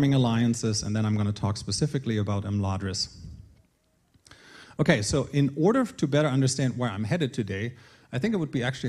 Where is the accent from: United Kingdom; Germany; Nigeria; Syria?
Germany; Northern Germany; moved away as an adult; now in Colorado, United States; I was born and raised in Germany before I met my American wife and left Germany at the age of 27.